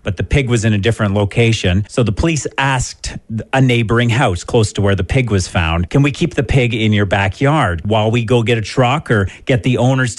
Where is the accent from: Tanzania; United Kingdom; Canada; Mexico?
Canada; Belgrave, Ontario; I'm from the Wingham area.